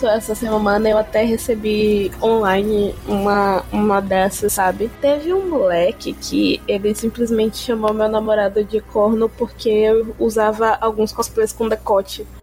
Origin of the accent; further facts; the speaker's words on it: Bahia, Brazil; Eu nunca saí da Bahia, eu só fui pra cidade do interior